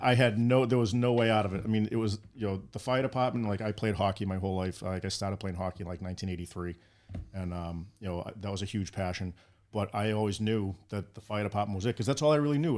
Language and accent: English; Boston, Massachusetts, United States; moved away; also born or lived in Baltimore; growing up in West Roxbury